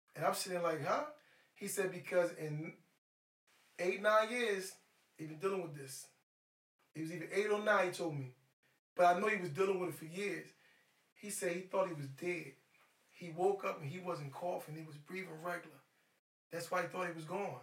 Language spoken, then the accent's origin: English; Philadelphia, Pennsylvania, United States; It's a Maryland number, but I'm from Philly. I'm here based in Philly.